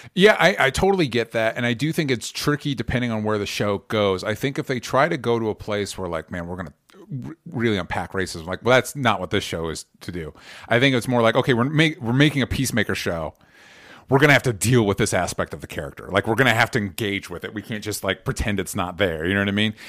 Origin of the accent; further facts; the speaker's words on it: Florida, United States; the part of Florida that I grew up